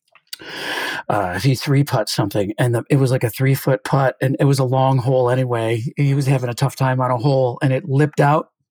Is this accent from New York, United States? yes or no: yes; Canandaigua, New York, United States; also born or lived in Nyack, New York; I'm actually from Canandaigua, New York, which is one of the Finger Lakes